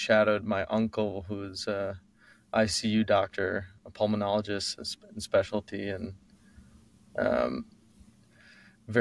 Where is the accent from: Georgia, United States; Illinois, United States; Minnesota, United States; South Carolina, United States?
Illinois, United States; Chicago; I was born in Rush Hospital in Chicago, Illinois